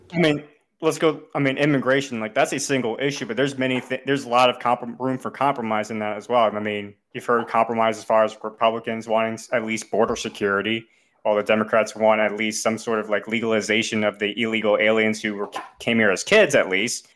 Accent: United States; as an American

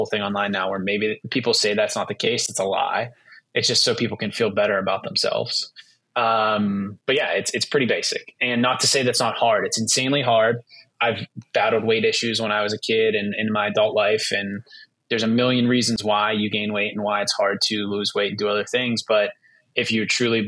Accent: Pittsburgh, Pennsylvania, United States; My brother and I grew up in Pittsburgh, Western Pennsylvania, and football is a big deal here.

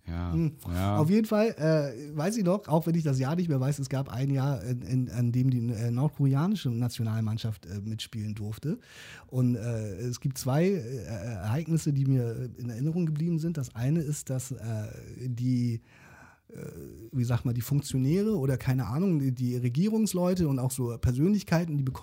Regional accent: South Korea; Für mich als Koreaner äh, war das.

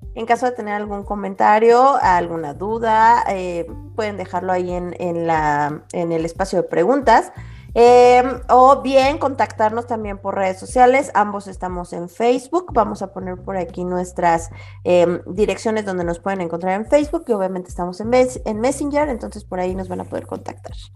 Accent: Mexico; comunidades de mexicanos, que prácticamente estamos regados por todo el mundo

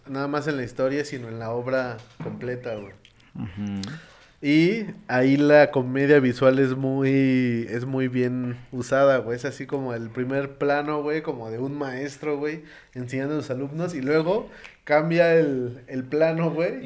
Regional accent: Mexico

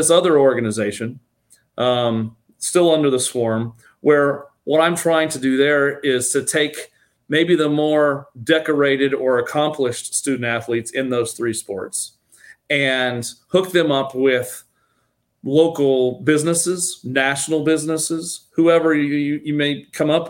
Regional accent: Kansas City, United States; also born or lived in Iowa; now in Florida, United States; I grew up in the Kansas City area

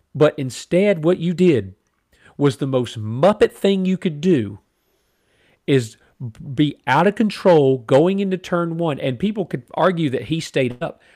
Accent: United States; as a mi-, American

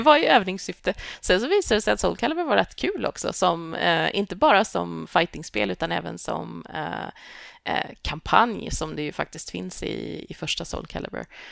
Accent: Tibro, Västra Götaland, Sweden; moved away; also born or lived in Lund; jag växte upp i Tibro, vilket är en pytteliten håla i Västergötland.

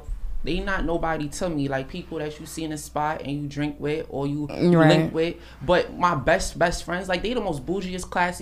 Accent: Jamaica; I'm Jamaican

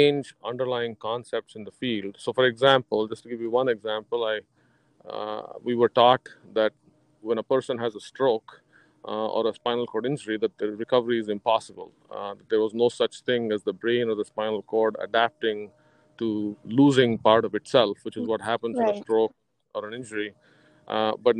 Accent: India; moved away; I was actually in growing up in India after high school

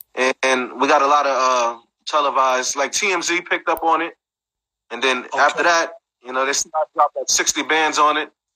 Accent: New York City, New York, United States; I'm from Brooklyn

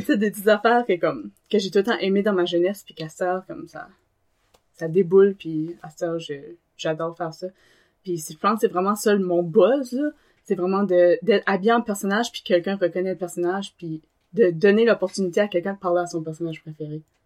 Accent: Dunlop, New Brunswick, Canada; also born or lived in Tracadie / Beresford / Moncton; j'arrive de Dunlop. Euh, j'ai vécu à Dunlop, Tirocher, Beresford, puis à Moncton aussi

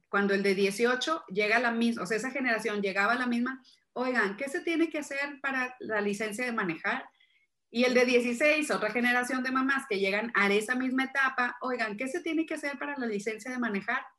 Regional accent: Monterrey, Nuevo León, Mexico; soy de Monterrey, vivo en Monterrey, México

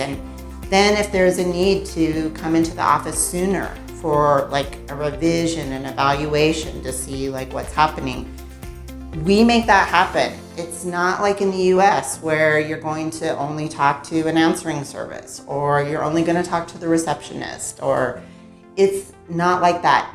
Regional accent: United States; now in Mexico; I grew up in the US

